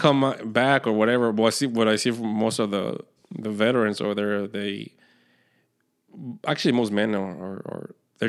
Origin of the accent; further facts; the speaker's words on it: Mexico; born there; Well, part of the reason is because I was born in Mexico, right?